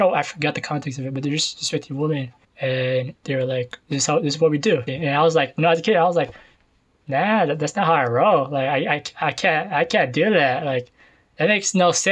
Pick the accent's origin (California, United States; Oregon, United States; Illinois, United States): California, United States; San Jose; I was born and raised in East San Jose.